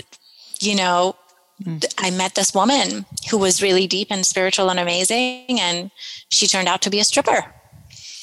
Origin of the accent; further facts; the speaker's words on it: Iran; moved away; I was born and raised in Iran